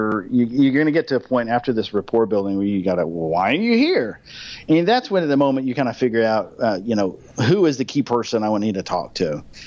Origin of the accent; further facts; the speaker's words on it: Germany; For me, I grew up in Germany, and once a year I'd see my family and I'd get on the flight, and the flight was 10 hours.